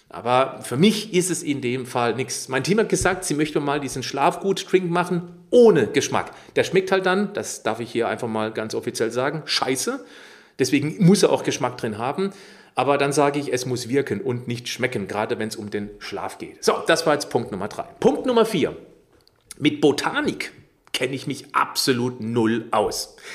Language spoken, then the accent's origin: German; Baden-Württemberg, Germany; Warum? Ich bin im Schwarzwald aufgewachsen. Ich lebe hier östlich von Freida, äh Freiburg. Ich bin ringsrum umrundet von Wald.